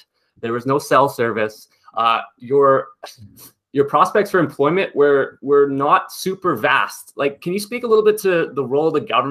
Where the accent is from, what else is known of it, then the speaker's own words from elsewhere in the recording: Camrose, Alberta, Canada; I grew up in Camrose